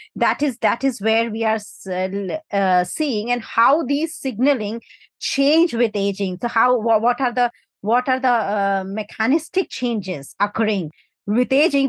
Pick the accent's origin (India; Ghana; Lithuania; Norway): India; now in United Kingdom; I come from India